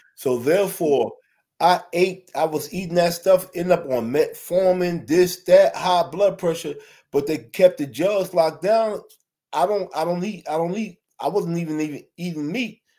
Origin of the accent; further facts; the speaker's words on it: New York City, New York, United States; I'm from Brooklyn, New York